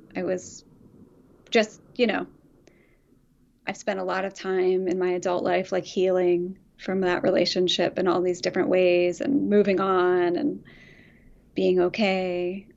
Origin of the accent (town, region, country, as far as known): Philadelphia suburbs, Pennsylvania, United States; born or raised there; moved away as an adult; also born or lived in Chicago